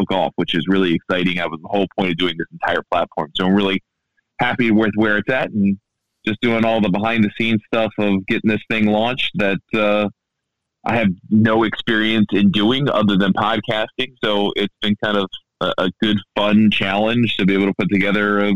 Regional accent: Baltimore, Maryland, United States; accent: Baltimorean; also born or lived in DC area; now in Washington, D.C., United States; I grew up in the Baltimore area. I live in the DC area

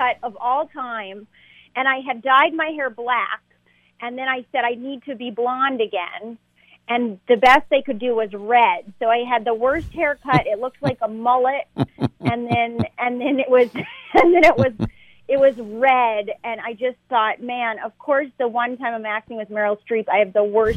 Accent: Boston, Massachusetts, United States; I'm from Boston

